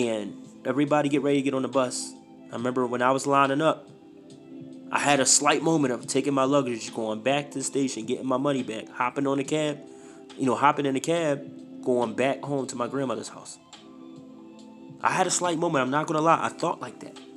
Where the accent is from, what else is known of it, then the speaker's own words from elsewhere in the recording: Philadelphia, Pennsylvania, United States; moved away as an adult; now in Idaho, United States; Philly is my heart. Born and raised